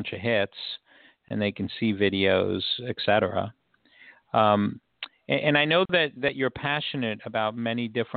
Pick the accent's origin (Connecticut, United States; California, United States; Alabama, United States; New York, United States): New York, United States; New York City; I grew up in New York City, you know, so right in Washington Heights.